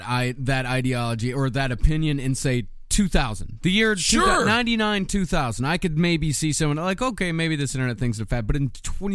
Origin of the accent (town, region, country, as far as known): Texas, United States